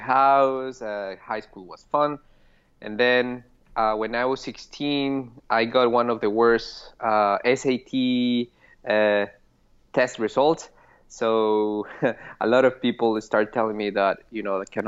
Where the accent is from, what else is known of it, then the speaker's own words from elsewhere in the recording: Pasto, Nariño, Colombia; English is a second language; moved away as an adult; now in Boston, United States; I was in Pasto, Colombia, which is my hometown